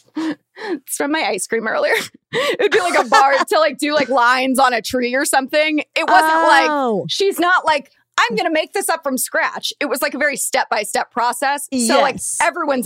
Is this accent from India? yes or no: no; Thousand Oaks, California, United States; I grew up in Thousand Oaks